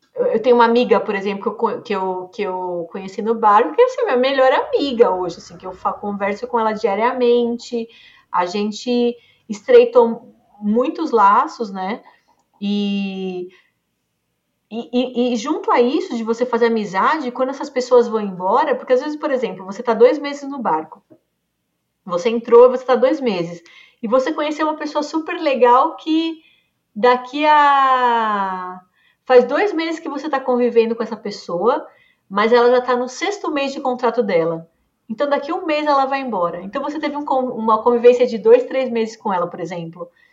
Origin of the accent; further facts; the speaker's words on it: Brazil; E o brasileiro, no geral, a gente é muito comunicativo